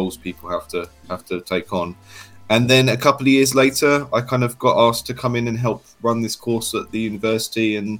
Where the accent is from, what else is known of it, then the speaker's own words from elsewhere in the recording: United Kingdom; I'm from the United Kingdom